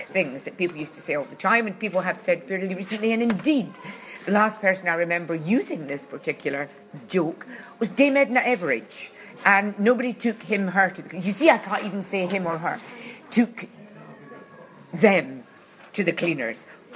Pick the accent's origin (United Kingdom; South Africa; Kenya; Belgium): United Kingdom; Glasgow, Scotland; I come from Glasgow